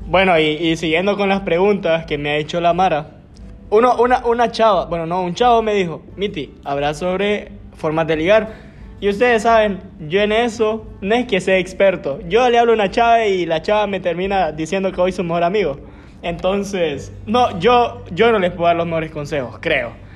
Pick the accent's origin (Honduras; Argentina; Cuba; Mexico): Honduras; Lempira; yo desde mi nacimiento, ustedes saben, yo soy de Lempira